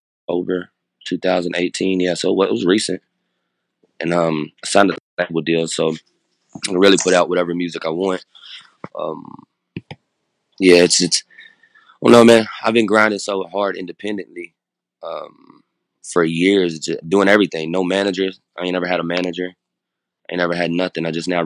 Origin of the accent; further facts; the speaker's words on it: Louisville, Kentucky, United States; we grew up in Hill Street in Louisville, Kentucky